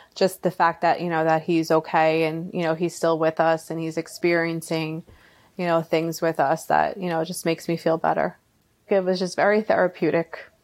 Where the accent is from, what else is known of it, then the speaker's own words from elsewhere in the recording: Long Island, New York, United States; I'm from Long Island